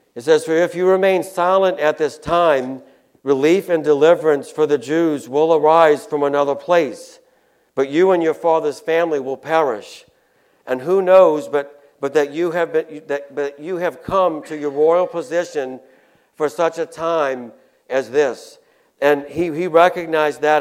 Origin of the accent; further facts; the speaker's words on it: Chalmette, Louisiana, United States; also born or lived in New Orleans; now in Covington, United States; I was born in New Orleans. I moved to uh, St. Bernard Parish, I think, when we were like two years old. We, so I grew up in Chalmette